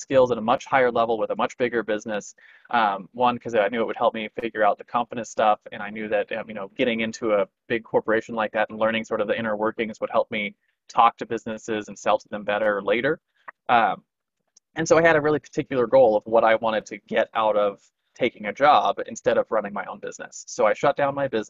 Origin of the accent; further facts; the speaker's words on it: California, United States; moved away as an adult; also born or lived in Missouri; my hometown in California where all of that was bigger